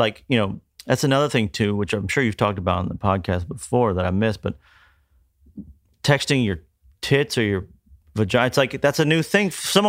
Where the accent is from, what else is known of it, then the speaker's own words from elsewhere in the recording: Kentucky, United States; growing up in Kentucky in the 80s